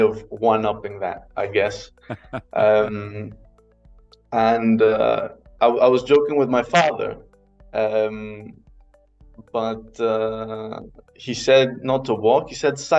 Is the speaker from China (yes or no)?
no; Athens, Attica, Greece; moved away as an adult; also born or lived in Aberdeen, Scotland; now in Berlin, Germany; I was born and raised in Athens.